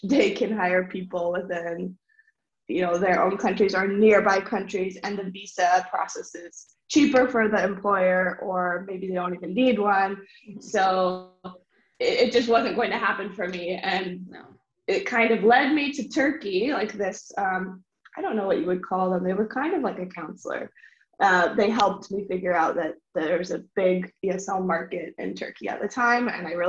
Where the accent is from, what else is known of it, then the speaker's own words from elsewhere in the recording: United States; now in China; it was the first time I'd ever faced so much adversity as an American woman.